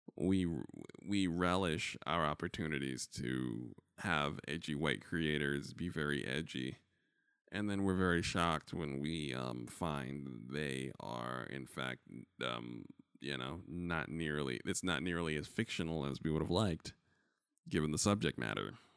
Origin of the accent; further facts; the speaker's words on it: New York, United States; as a New Yorker